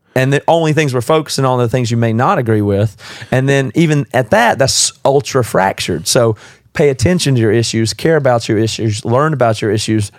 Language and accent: English; the South, United States; moved away; also born or lived in South Carolina; I'm from the South